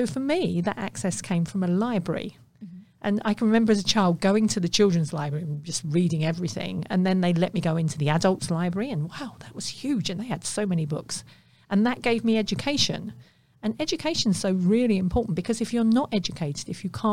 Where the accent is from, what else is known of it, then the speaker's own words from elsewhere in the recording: London, United Kingdom; I grew up in the East End of London